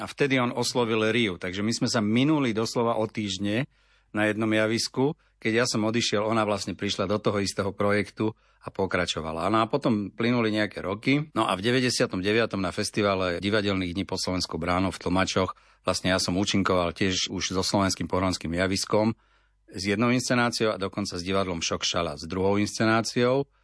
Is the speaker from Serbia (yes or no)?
no; Litvínov, Ústí nad Labem Region, Czechia; now in Slovakia; Ja pochádzam teda z Litvínova, z Českej republiky